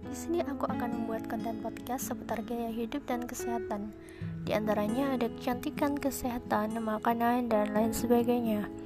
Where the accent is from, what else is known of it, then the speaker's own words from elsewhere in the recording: Sukoharjo, Central Java, Indonesia; born there; aku lahir di Sukoharjo, Jawa Tengah, tanggal lahir 30 Januari 2004.